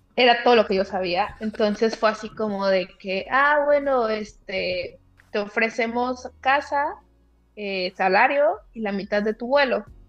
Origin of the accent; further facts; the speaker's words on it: Zamora, Michoacán, Mexico; moved away as an adult; also born or lived in Monterrey, Mexico; now in Cairo, Egypt; soy de Zamora, Michoacán